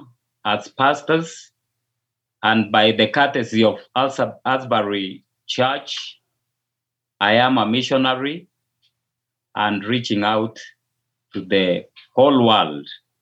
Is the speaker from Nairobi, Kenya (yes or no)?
no; Kisumu, Kisumu County, Kenya; first language Luo; English is a second language; now in Eldoret, Kenya; currently I live in Eldoret, Kenya, but I hail from the Lakeside City near the Lake Victoria side